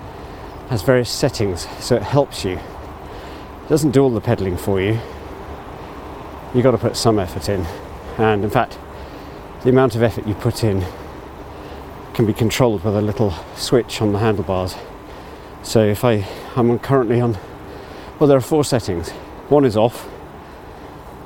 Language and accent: English; Abergavenny, Wales, United Kingdom; Abergavenny, my hometown